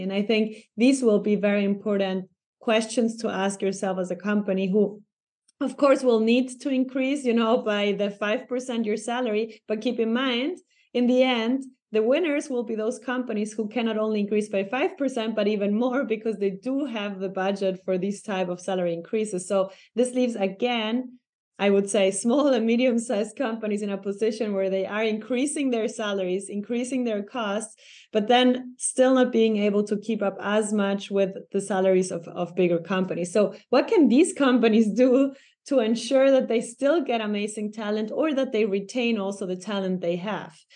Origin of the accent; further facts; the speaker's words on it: Ecuador; moved away as an adult; now in Germany; in my hometown, eh, in Ecuador